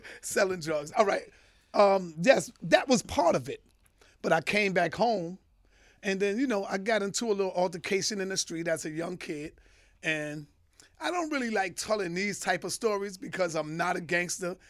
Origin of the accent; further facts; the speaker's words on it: New York City, New York, United States; born and raised in Harlem, uptown